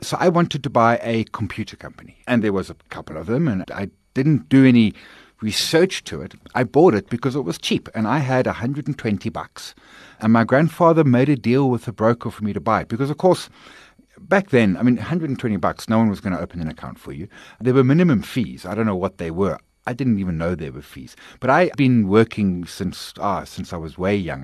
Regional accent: KwaZulu-Natal, South Africa; also born or lived in Bulwer / Pinetown / Durban; I'm a K Z N boy. I lived there all of my schooling life, although moved around bunches. But, uh, K Z N born, educated in, in, in KwaZulu-Natal

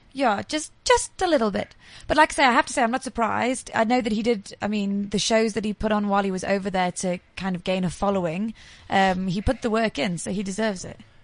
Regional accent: England, United Kingdom; now in South Africa; I'm from England, so I know that I can stand the cold

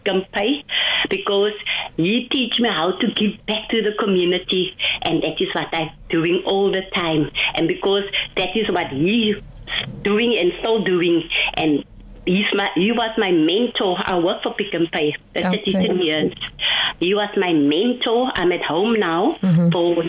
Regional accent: Cape Town, Western Cape, South Africa; growing up in Lotus River, I could see the hunger.

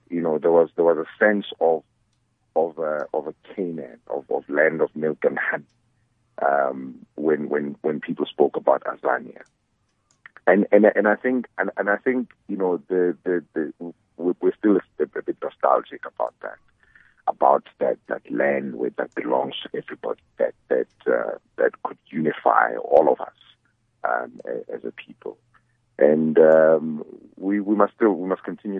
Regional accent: South Africa; But as a South African, if you know that your fellow countrymen are suffering

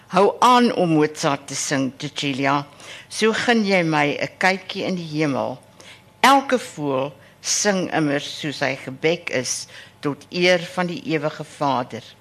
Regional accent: Harrismith, Free State, South Africa; now in Stellenbosch, South Africa; En uh ek is in die Vrystaat gebore en ek het 'n sekere lojaliteit aan waar ek groot geword het in Harrismith in die Oos-Vrystaat.

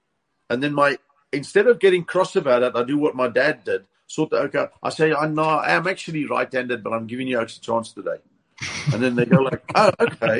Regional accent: East Rand, Gauteng, South Africa; now in Western Cape, South Africa; I left the East Rand because of the crime problem

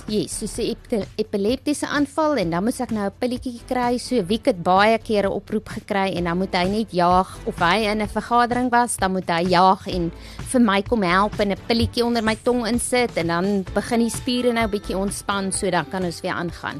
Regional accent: Kalahari, South Africa; also born or lived in Polokwane (Pietersburg), South Africa; now in Lowveld, South Africa; Ek kom uit die Kalahari

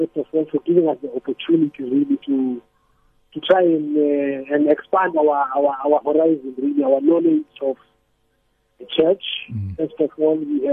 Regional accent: South Africa; moved away as an adult; now in Kenya; as a South African

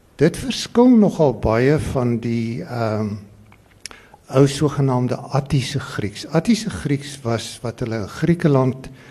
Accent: Free State, South Africa; ek is 'n gebore Vrystaater

